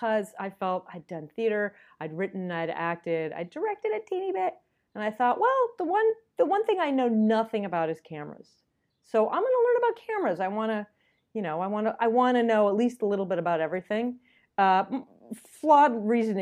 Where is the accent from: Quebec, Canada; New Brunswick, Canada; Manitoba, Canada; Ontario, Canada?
Manitoba, Canada; Winnipeg; moved away as an adult; now in Los Angeles, United States; I'm from Winnipeg